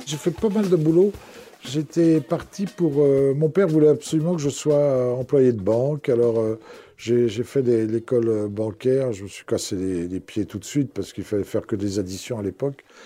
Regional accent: Bois-Colombes, Île-de-France, France; also born or lived in Gers; je suis né à Bois-Colombes, qui est la banlieue parisienne.

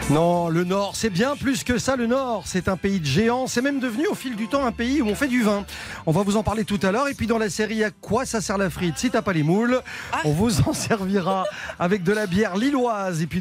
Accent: Belgium; pas loin de Lille en tant que Belge, évidemment.

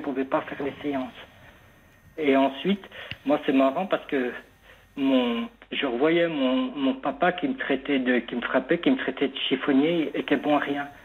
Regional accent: the North, north of France, France; moved away as an adult; also born or lived in Marseille; je suis du Nord

